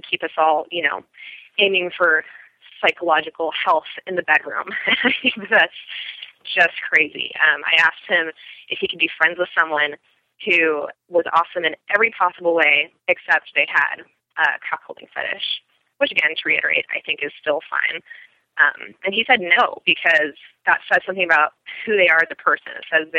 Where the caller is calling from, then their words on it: Portland, Oregon, United States; I'm calling from Portland, Oregon.